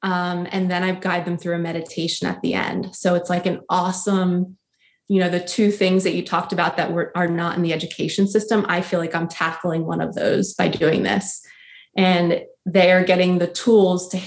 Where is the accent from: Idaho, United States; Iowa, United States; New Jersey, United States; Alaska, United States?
New Jersey, United States; we grew up in New Jersey